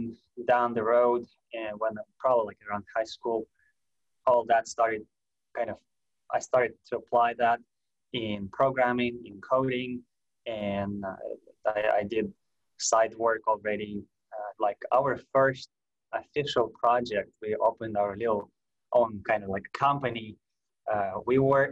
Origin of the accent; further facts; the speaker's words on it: Russia; moved away; I'm from Russia. I was all that time in Russia